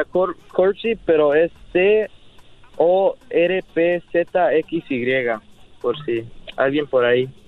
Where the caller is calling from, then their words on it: San Jose, California, United States; Desde San José, California.